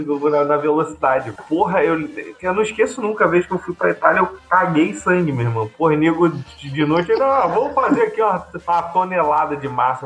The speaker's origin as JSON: {"language": "Portuguese", "country": "Brazil", "moved": "yes", "lives_now": "Portugal", "said": "a gente é brasileiro"}